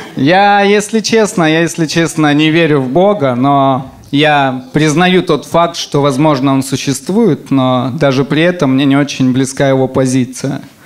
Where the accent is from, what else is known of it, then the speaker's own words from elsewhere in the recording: Semikarakorsk, Rostov Oblast, Russia; Я из Семикаракорска, это маленький город. И, и когда я был маленьким, рядом с нашим домом жили цыгане